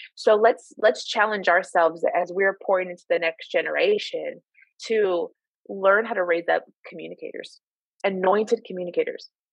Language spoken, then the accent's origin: English; Midwest, United States; moved away as an adult; now in Sacramento, United States; I grew up in the Midwest so followed that ministry to California